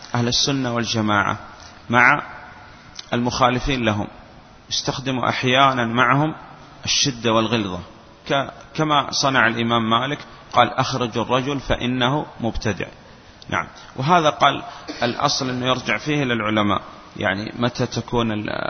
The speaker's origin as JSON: {"language": "Arabic", "country": "Saudi Arabia", "said": "وعندنا في السعودية"}